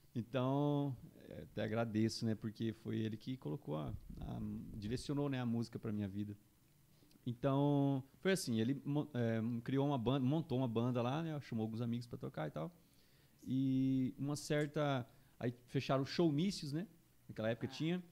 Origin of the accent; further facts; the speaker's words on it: Juína, Mato Grosso, Brazil; now in Campo Grande, Brazil; eu sou de Juína, né? Mato Grosso, interiorzão oh. lá, Mato Grosso